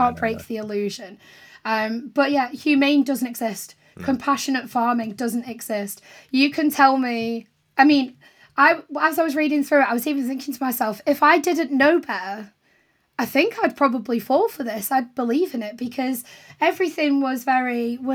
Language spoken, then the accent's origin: English; St Helens, North West England, United Kingdom; moved away; I grew up in St. Helens, which isn't too far from Liverpool. It's kind of between Liverpool and Manchester.